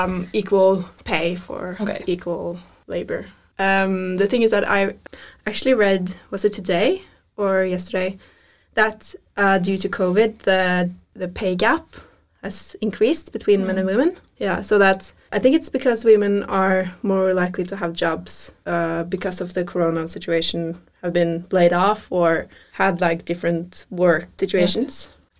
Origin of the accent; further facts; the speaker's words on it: Norway; Maybe because I'm born and raised in Norway, yeah. Where gender equality is kind of high.